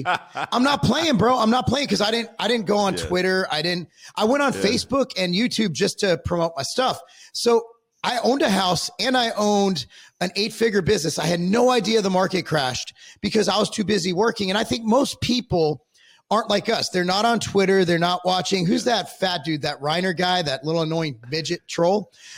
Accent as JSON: {"language": "English", "town": "Inglewood", "region": "California", "country": "United States", "said": "I'm literally from Cali, bro. Like Inglewood."}